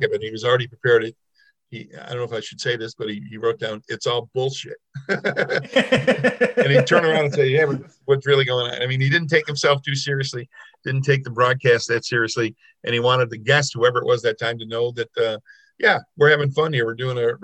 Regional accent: Lockport, New York, United States; also born or lived in Syracuse; I did a little radio work in my hometown in Lockport as a high school student

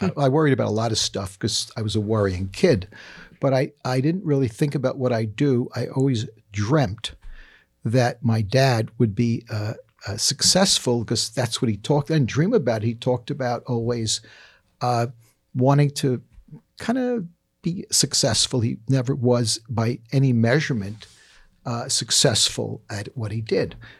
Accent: New York City, New York, United States; I grew up in the Bronx

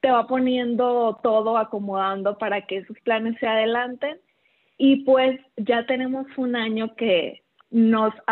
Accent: Culiacán, Sinaloa, Mexico; Sí, soy de Culiacán.

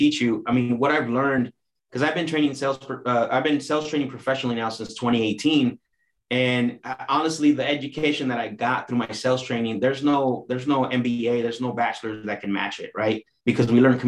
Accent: Phoenix, Arizona, United States; also born or lived in Mexico; I'm from Arizona, pretty much, technically

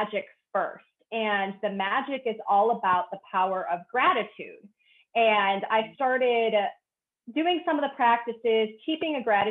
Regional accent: Cleveland, Ohio, United States; moved away as an adult; now in Florida, United States; I grew up in Cleveland, Ohio

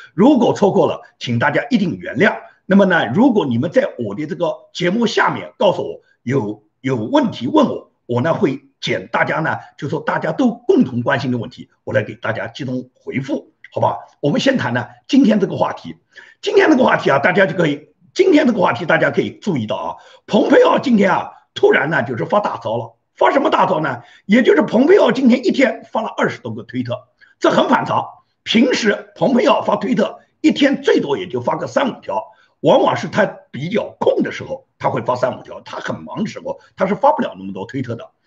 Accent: China; 按照我们中国人讲

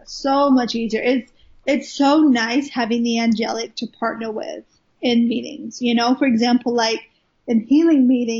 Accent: Wales, United Kingdom; moved away as an adult; now in Redding, United States; I live in Redding, California. I'm originally from Wales in the UK. Even though I don't sound like it, I sound extremely Americanized now. But I promise you, I am Welsh. I was born in Wales. Lived there for the first 19 years of my life

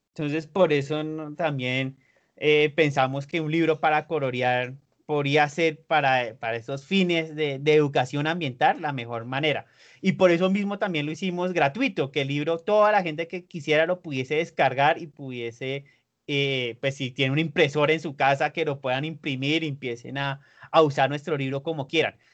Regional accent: Bogotá, Colombia; accent: súper bogotano; also born or lived in Mexico City, Mexico; usted sí es demasiado, demasiado bogotano, tiene un acento súper bogotano

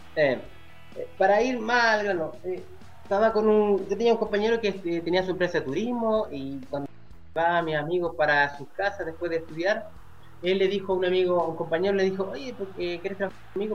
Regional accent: Chile; moved away as an adult; now in Brazil; yo como chileno

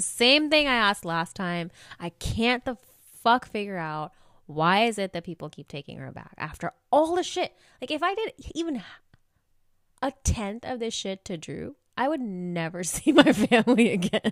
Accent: India; moved away; I, I'm from India.

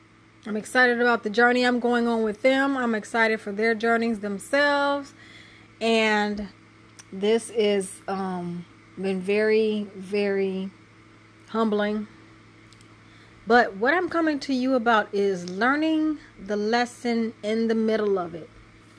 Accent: Michigan, United States; moved away as an adult; also born or lived in California; now in Tennessee, United States; My testimony is I had moved down here and to Tennessee and from Michigan, which is my hometown, but I never really lived that much in my hometown except this last go around, which was 17 years

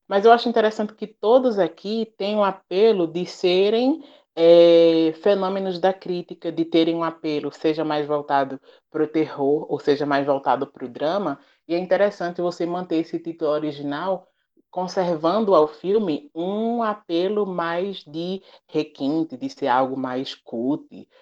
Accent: Brazil; first language Portuguese; also born or lived in Petrolina, Brazil; depois que eu voltei para o Brasil

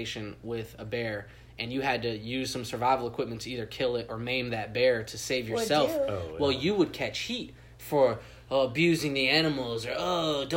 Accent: California, United States; moved away; When I was a kid, I grew up in California

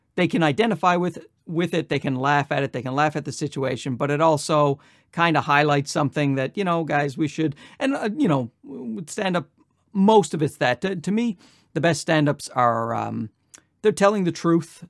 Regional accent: Newfoundland and Labrador, Canada; moved away as an adult; also born or lived in Ottawa / Los Angeles; now in Toronto, Canada; I'm from uh, Newfoundland. I'm born and raised in Newfoundland. I stayed there for 24 years

